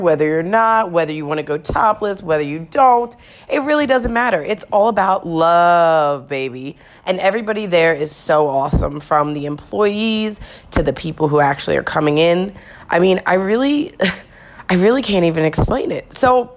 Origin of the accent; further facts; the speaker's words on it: United States; being an American around here